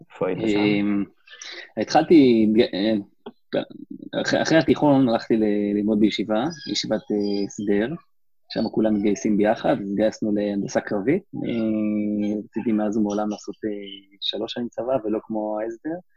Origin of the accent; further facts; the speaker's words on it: West Bank, Palestine; נולדתי, נולדתי באלון, ב... נולדתי בגוש עציון, גדלתי, שם עברנו קצת בין יישובים, אבל אה, בגדול אותה בועה דתית כזאת